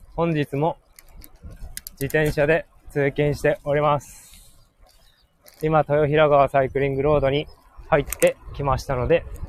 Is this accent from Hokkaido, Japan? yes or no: yes; Hokkaido, Japan; 僕はすごい、北海道の田舎に育って